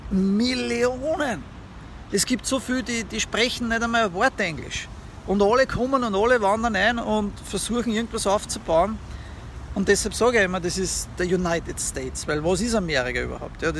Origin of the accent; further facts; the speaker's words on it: Austria; moved away; Es ist mein Heimatland und ich habe meine Familie dort, ja, meine Eltern und so.